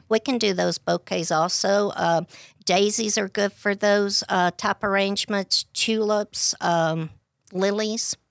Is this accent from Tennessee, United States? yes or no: yes; DeKalb County, Tennessee, United States; I was born and raised in DeKalb County